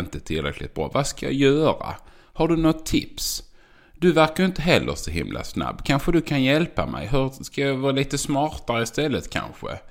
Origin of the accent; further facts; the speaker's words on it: Göinge area, Skåne, Sweden; accent: skånska; Jag är född i Skåne. Jag är uppvuxen på en åker. Jag är från Göingetrakten